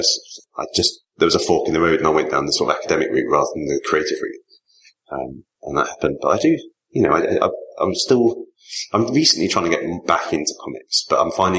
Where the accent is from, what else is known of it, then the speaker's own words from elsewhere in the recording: Leamington Spa, West Midlands, United Kingdom; I grew up in Leamington, same town as John Hicks